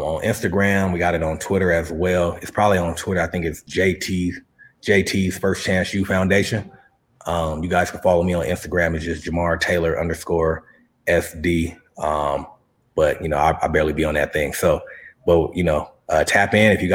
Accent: San Diego, California, United States; also born or lived in La Mesa, California; I'm from San Diego

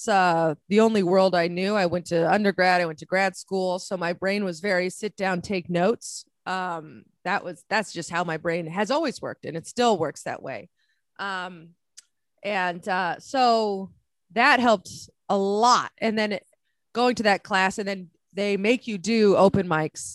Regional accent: San Francisco, California, United States; moved away as an adult; also born or lived in San Diego / New York City; I'm originally from San Francisco

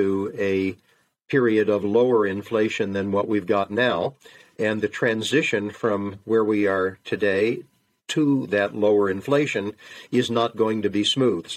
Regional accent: United States; I'm an American

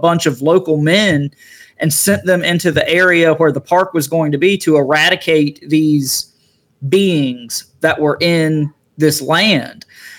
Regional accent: Eastern North Carolina, United States; also born or lived in Raleigh, North Carolina; I grew up in Eastern North Carolina. I currently live in Raleigh

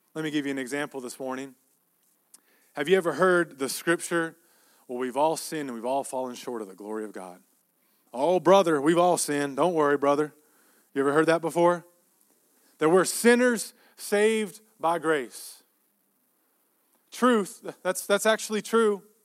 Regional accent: Texas, United States; we grew up in Texas

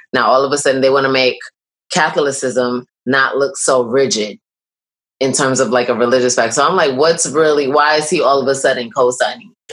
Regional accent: New York, United States; I'm a New Yorker

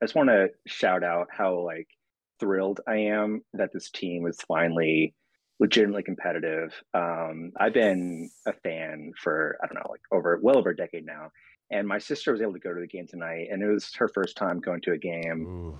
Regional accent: Sacramento, California, United States; moved away; I'm from there. So I feel like, you know, ethically, morally obligated to root for my hometown team.

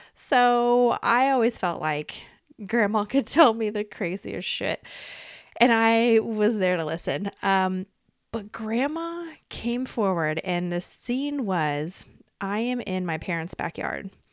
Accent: Iowa, United States; I was born in Iowa, okay? I popped out in Iowa in this reality

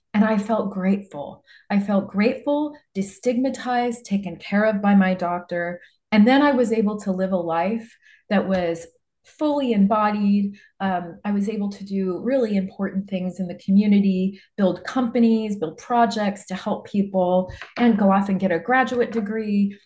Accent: Nebraska, United States; I grew up in Nebraska, a small town in Nebraska

